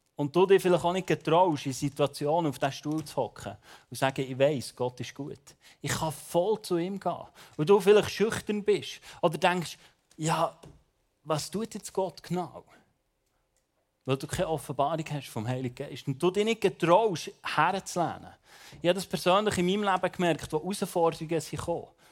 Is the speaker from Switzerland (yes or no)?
yes; Bern, Switzerland; ich bin ja Berner